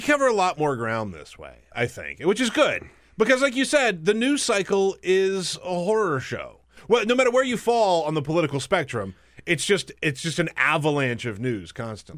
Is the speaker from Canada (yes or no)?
no; the South, United States; I grew up in the South